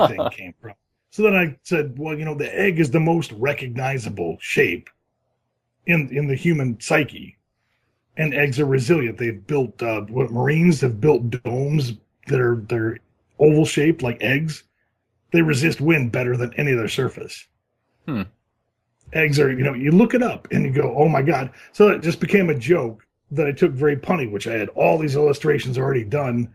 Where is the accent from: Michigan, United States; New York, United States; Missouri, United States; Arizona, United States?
Michigan, United States; Lansing; moved away as an adult; now in Los Angeles, United States; I'm from Lansing